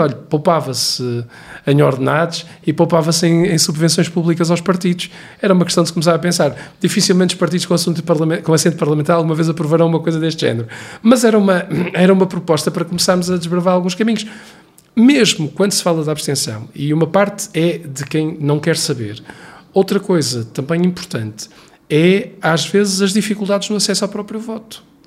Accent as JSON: {"language": "Portuguese", "region": "Viana do Castelo", "country": "Portugal", "tie": "born or raised there", "said": "eu sou recenseado em Viana do Castelo, porque é a minha terra onde eu nasci e onde vivi grande parte da minha vida."}